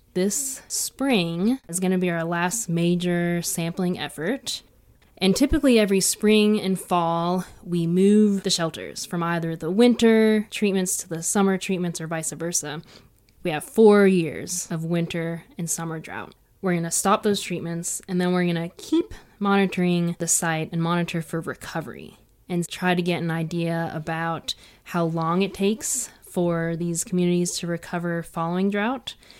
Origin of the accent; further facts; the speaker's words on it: East Coast, United States; now in Colorado Plateau, United States; I'm from the East Coast where there's a lot of lush green vegetation